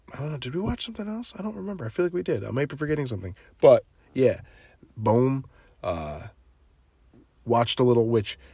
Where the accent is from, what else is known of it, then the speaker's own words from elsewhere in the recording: New Jersey, United States; I'm from New Jersey